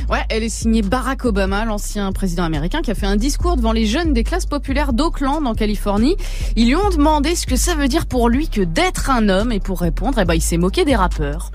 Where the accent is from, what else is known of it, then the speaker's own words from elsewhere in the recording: Creuse, Nouvelle-Aquitaine, France; je viens de la Creusement